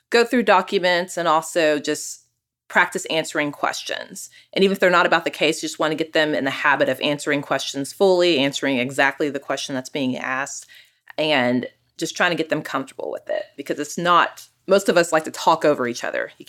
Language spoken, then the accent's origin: English; Austin, Texas, United States; now in Dallas, United States; I'm also a family lawyer that practices in Dallas, and I'm originally from Austin.